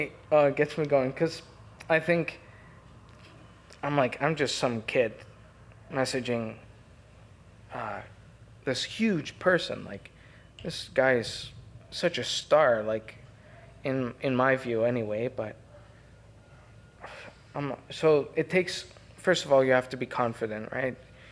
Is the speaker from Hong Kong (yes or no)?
no; Canada; Hi, I'm …. I'm from Canada. I just found you on a documentary. I think you're really cool, and I'd like to meet you if I ever go to Spain.